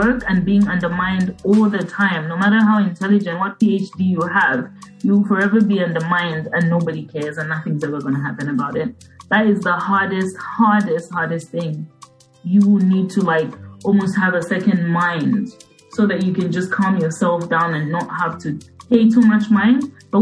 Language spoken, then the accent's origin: English; Copperbelt Province, Zambia; moved away; also born or lived in United Kingdom; I'm from Zambia, you know, from the Copper Belt. And we speak a language called Bemba